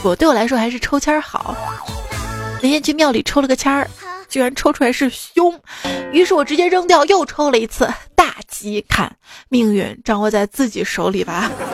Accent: Xi'an, Shaanxi, China; also born or lived in Chengdu; 我们西安这边

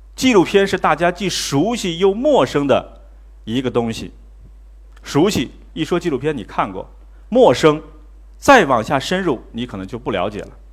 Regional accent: Mudanjiang, Heilongjiang, China; moved away; 二十年前我是主持人， 啊， 我在我的家乡叫牡丹江， 啊， 是电视主持人

